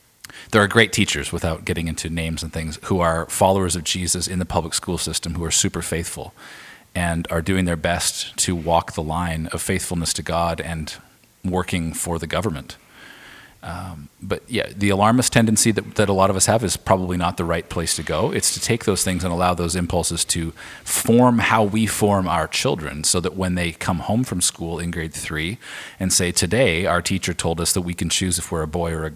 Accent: Alberta, Canada; moved away as an adult; now in Vancouver, Canada; we're from Alberta originally, my wife

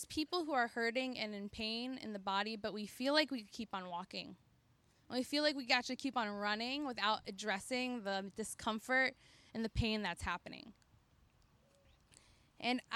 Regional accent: Middletown, Connecticut, United States; moved away as an adult; now in New Haven, United States; I grew up in Middletown, Connecticut

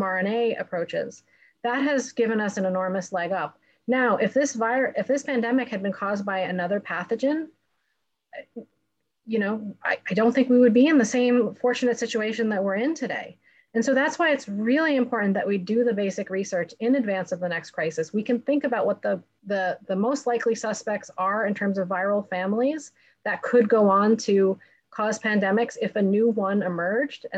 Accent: United States; as an American

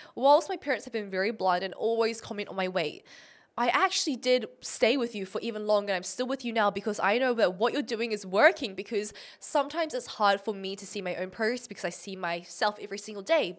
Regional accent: Auckland, New Zealand; I was born in New Zealand, Auckland

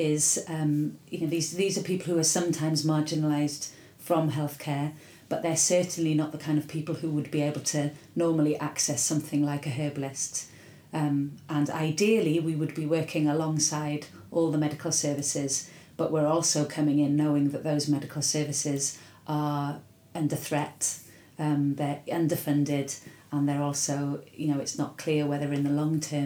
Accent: Wales, United Kingdom; I was from Wales

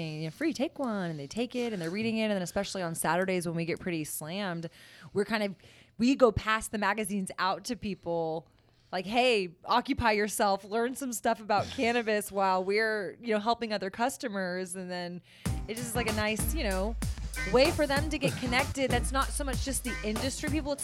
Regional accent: Texas, United States

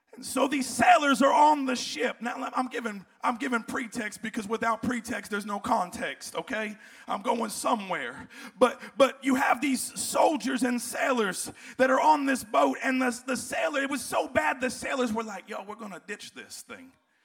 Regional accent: Florida, United States; also born or lived in New Jersey; now in Tennessee, United States; See, I'm from South Florida. I lived in South Florida. You say, that's not a South Florida accent. No, it's Jersey, then South Florida. Now I'm Tennessee, and I'm halfway back.

